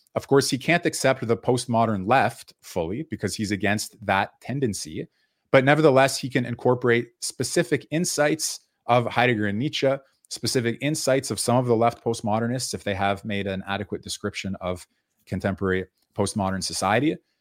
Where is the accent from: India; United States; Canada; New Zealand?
Canada; I was born in Canada